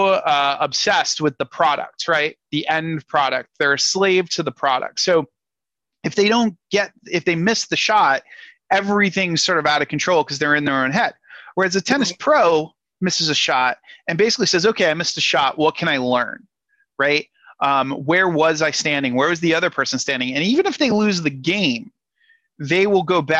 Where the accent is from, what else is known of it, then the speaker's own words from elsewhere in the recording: Rhode Island, United States; moved away; I'm originally from Rhode Island.